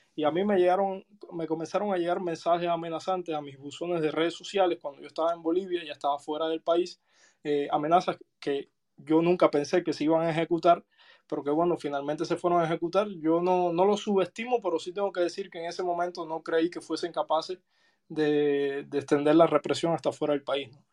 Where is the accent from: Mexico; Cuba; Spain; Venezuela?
Cuba; moved away as an adult; yo salí de Cuba en el año 2019